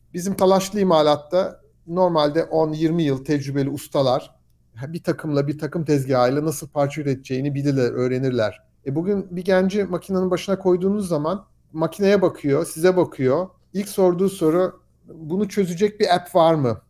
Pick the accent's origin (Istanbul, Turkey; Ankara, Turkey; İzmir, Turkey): Istanbul, Turkey; moved away as an adult; also born or lived in United States; now in Aachen, Germany; Ben İstanbul doğumluyum. İstanbul'da Alman Lisesi'ne gittim.